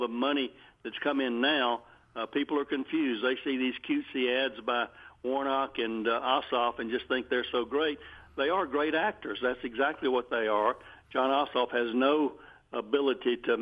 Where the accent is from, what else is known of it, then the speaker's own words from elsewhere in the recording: Houston County, Georgia, United States; We grew up both in Houston County